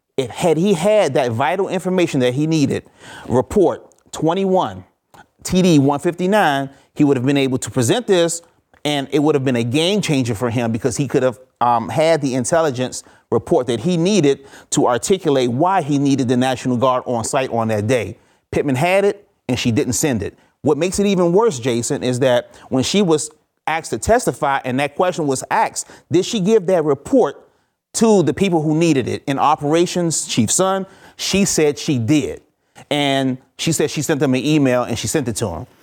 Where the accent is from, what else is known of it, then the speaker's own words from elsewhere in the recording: Forestville, Maryland, United States; also born or lived in Washington, D.C.; I was raised in a small town, Forestville, Maryland, um, a little bit outside of, um, Washington, D C